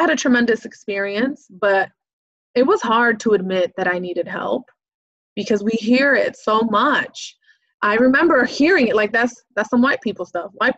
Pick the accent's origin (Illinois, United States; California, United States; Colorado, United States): Illinois, United States; Chicago; also born or lived in Waukegan, Illinois; I grew up in Chicago, back of the Yards neighborhood, and then eventually moved to Waukegan